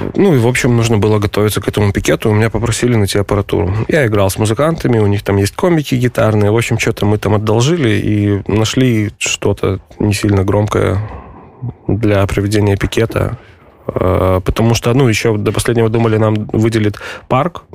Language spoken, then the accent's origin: Russian; Pinsk, Brest Region, Belarus; moved away as an adult; also born or lived in Ukraine; now in Warsaw, Poland; я из Пинска